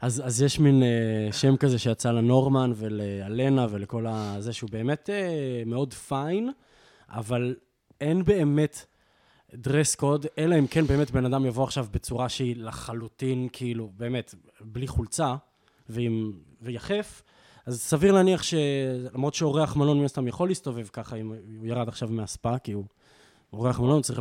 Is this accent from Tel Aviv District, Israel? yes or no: no; Jezreel Valley, Northern District, Israel; moved away as an adult; also born or lived in London / Berlin; אנחנו מגיעים מעמק יזרעאל, אנחנו מחוברים העניין הזה של הגליל התחתון